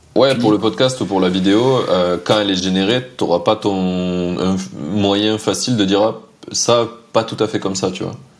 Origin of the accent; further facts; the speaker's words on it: France; en tant que Français